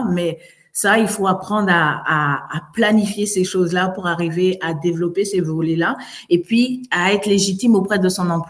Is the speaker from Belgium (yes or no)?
no; France; now in Canada; Moi, je viens de France. Je me rappelle, c'était trois, c'était trois mois en France.